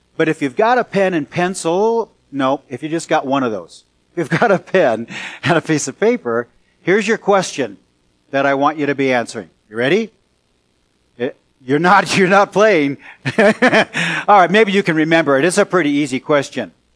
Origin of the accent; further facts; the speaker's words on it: California Bay Area, United States; moved away; also born or lived in Salem, Oregon; I'm from California Bay Area and then moved to Salem, Oregon